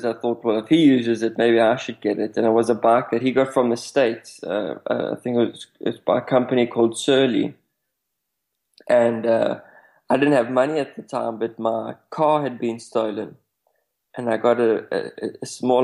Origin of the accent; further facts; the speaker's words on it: South Africa; I come from South Africa